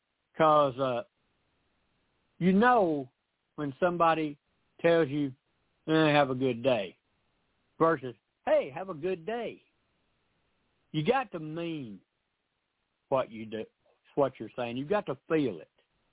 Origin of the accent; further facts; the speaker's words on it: the South, United States; but I'm sorry, I'm from the South. We don't get in a hurry to say anything sometimes.